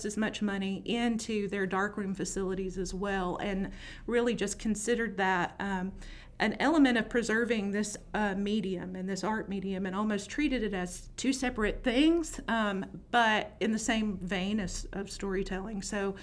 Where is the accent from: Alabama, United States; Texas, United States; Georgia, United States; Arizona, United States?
Alabama, United States; Adamsville; I grew up on the west side of Birmingham in a town called Adamsville, went to Minor